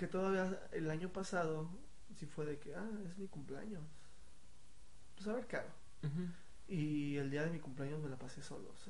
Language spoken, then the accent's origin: Spanish; State of Mexico, Mexico; Es que no soy ni chilango, ni soy foráneo. No. O sea, soy X.